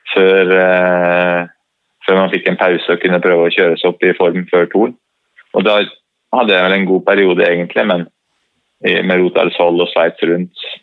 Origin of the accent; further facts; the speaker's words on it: Norway; man har jo ski litt i blodet som nordmann